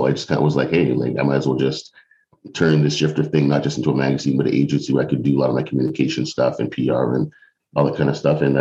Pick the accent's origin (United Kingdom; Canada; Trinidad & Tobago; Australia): Canada; North York, Ontario; also born or lived in Mississauga; now in Ottawa, Canada; So, originally from the Toronto area, I grew up in North York and uh, in Mississauga.